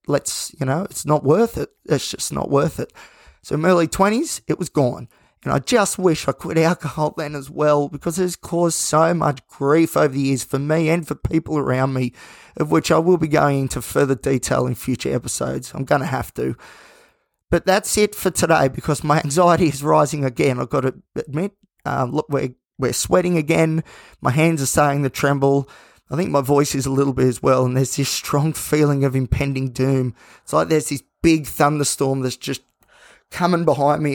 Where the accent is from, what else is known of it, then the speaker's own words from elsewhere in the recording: Australia; as an Aussie. It's all part of our, our very thin culture that we have